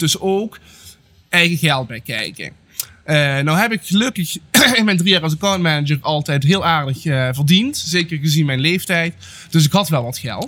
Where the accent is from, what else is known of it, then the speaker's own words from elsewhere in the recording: Netherlands; met waar ik ben geboren. Eh, zelfs binnen Nederland